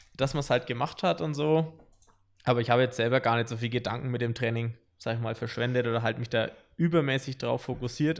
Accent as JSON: {"language": "German", "town": "Wilhelmsdorf", "region": "Bavaria", "country": "Germany", "said": "ich komme aus Wilhelmsdorf, sag ich mal, ein bisschen außerhalb von Nürnberg"}